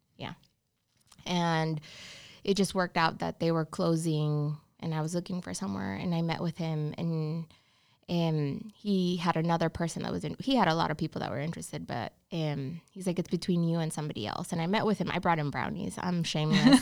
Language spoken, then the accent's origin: English; Honduras; English is a second language; moved away as an adult; also born or lived in Georgia, United States; now in Charlotte, United States; I'm from Honduras. Yeah, so born and raised